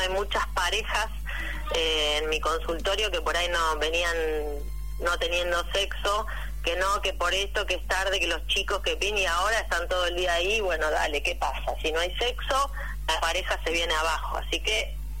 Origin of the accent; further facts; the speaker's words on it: Pennsylvania, United States; now in Argentina; yo soy de Pensilvania